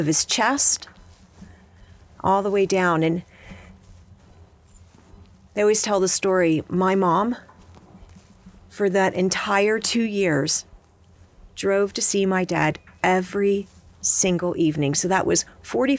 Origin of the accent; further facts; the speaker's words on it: Baltimore, Maryland, United States; moved away as an adult; also born or lived in New York / Washington, D.C.; now in Montana, United States; I didn't grow up in Montana. I grew up on the East Coast. Most of my life spent in and around Baltimore